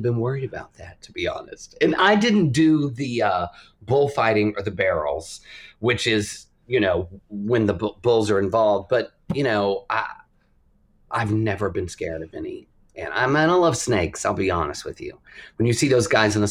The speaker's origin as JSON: {"language": "English", "region": "Texas", "country": "United States", "tie": "born or raised there", "moved": "yes", "said": "I'm from Texas. My dad was a calf roper in the rodeo. My parents met in the rodeo club in high school, and I grew up an only child"}